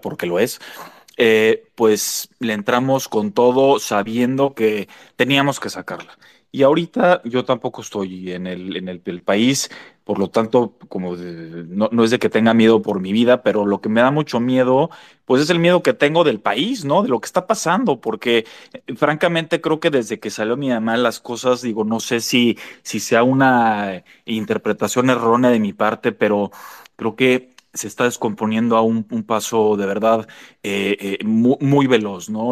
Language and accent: Spanish; Mexico; somos los mexicanos